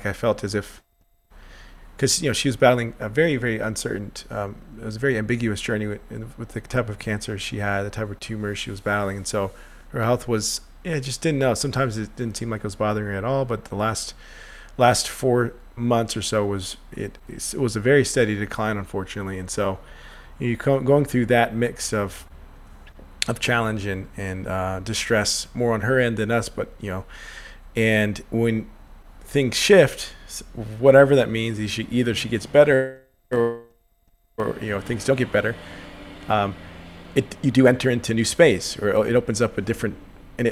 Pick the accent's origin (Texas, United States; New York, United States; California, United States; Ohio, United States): Texas, United States; moved away as an adult; now in Nashville, United States; I'm originally from Texas, but I've been out here for about 10 months, coming on 11 months, and it's quickly become home.